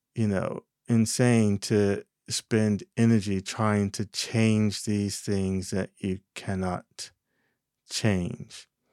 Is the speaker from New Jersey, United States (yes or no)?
yes; New Jersey, United States; moved away; In my home state, Jersey